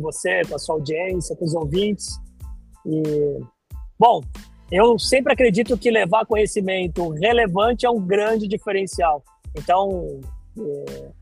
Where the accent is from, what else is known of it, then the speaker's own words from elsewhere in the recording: Santos, São Paulo, Brazil; moved away as an adult; Eu sou de Santos, originário de Santos, eu nasci em Santos. Fiquei lá até 2004